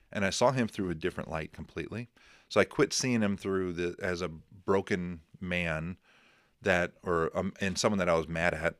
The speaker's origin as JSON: {"language": "English", "town": "Crown Point", "country": "United States", "tie": "born or raised there", "moved": "yes"}